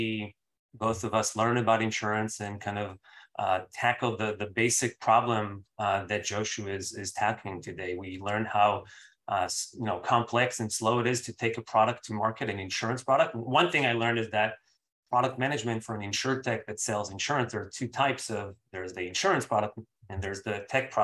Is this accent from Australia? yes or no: no; Israel; moved away as an adult; also born or lived in Bay Area, United States; now in United States; I'm from Israel originally. I moved in 2008 to the Bay Area for school.